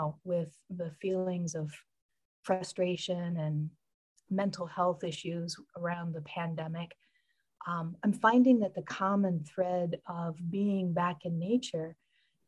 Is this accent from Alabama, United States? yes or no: no; Michigan, United States; I grew up in Michigan and spent a lot of time with my grandparents